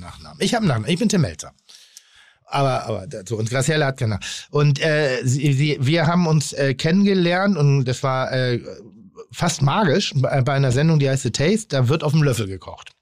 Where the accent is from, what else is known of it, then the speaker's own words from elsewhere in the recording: Schleswig-Holstein, Germany; now in Hamburg, Germany; Ich bin in Schleswig-Holstein groß geworden.